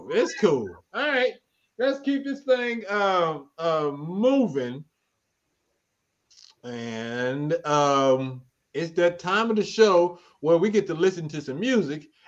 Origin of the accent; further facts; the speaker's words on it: Cleveland, Mississippi, United States; I'm originally from Mississippi. I'm from Cleveland, Mississippi.